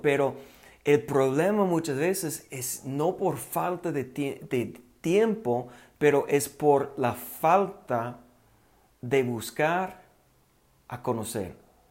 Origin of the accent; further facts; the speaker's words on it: United States; accent: gringo; Spanish is a second language; moved away as an adult; now in Mexico; yo todavía yo hablo como gringo